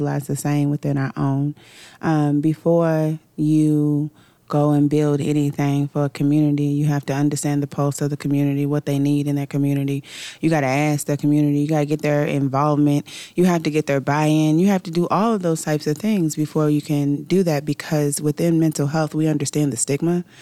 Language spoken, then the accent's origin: English; Pewee Valley, Kentucky, United States; also born or lived in Louisville, Kentucky / Jefferson County, Kentucky; So I am born in Louisville, Kentucky. I was raised in Odom County in Pee-wee Valley, Kentucky.